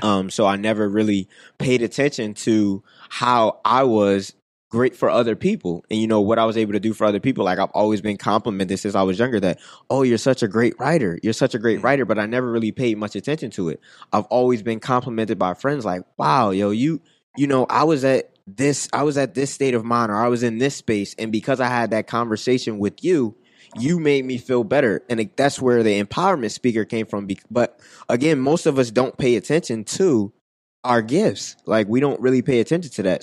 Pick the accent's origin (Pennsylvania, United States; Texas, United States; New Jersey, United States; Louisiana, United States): Pennsylvania, United States; Philadelphia; growing up in West Philly